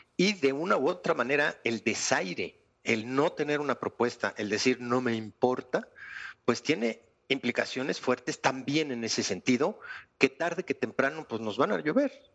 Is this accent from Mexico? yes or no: yes; Mexico